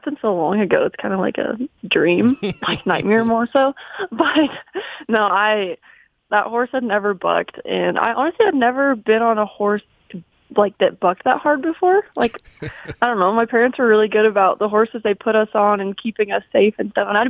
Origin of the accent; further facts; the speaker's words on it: Colony, Wyoming, United States; I wouldn't change a thing about where I grew up or how I grew up. Colony is it's so small